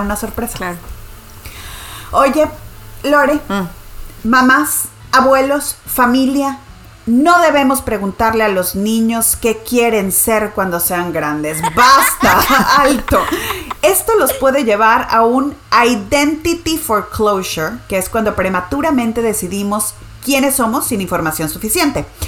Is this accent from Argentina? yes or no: no; Nuevo León, Mexico; mi tierra, Nuevo León